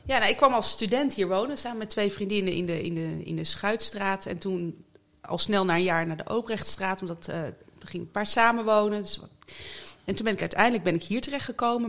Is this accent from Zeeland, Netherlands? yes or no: yes; Zeeland, Netherlands; moved away as an adult; also born or lived in Utrecht / North Brabant; now in The Hague, Netherlands; ik ben in Utrecht geboren en toen via Brabant naar Zeeland verhuisd. En daar ben ik eigenlijk opgegroeid